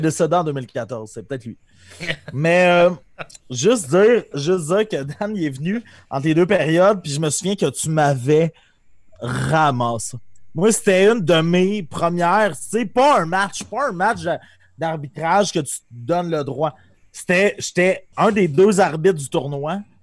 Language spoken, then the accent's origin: French; Amos, Quebec, Canada; on vient d'Amos